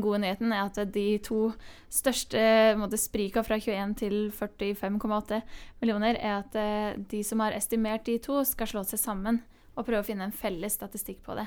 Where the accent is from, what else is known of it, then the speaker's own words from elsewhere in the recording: Hemsedal, Buskerud, Norway; i Hemsedal, der jeg kommer fra, liten bygd i, mm. i Norge